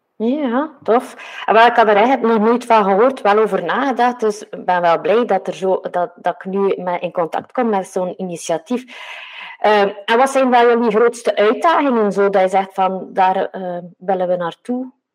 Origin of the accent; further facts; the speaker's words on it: Westhoek, Flanders, Belgium; ik kom een beetje van de Westhoek